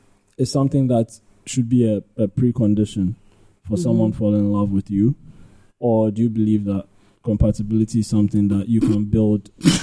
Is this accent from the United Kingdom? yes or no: no; Ghana; also born or lived in Libya; Yeah, but I'm Ghanaian.